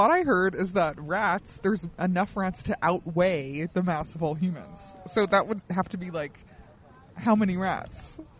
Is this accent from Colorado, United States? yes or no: yes; Colorado, United States; I grew up in Colorado.